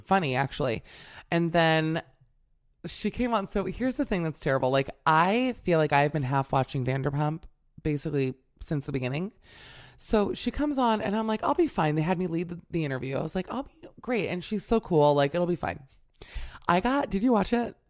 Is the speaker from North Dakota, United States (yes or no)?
no; Miami, Florida, United States; I'm from Miami, but I came from a Burger King family